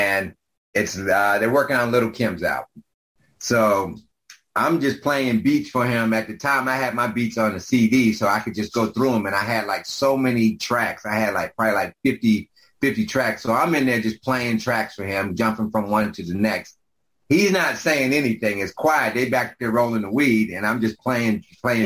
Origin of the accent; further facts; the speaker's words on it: Greensboro, North Carolina, United States; moved away; also born or lived in New York City; growing up in North Carolina, we had a really rich tradition with black radio down there.